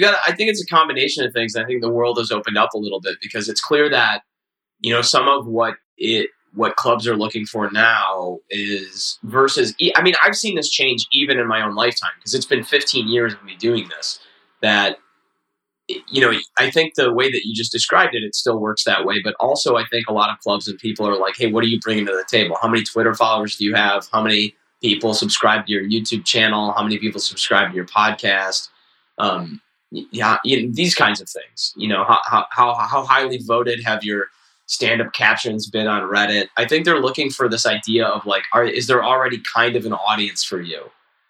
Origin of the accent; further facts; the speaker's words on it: Chicago, Illinois, United States; well, I'm actually from Chicago.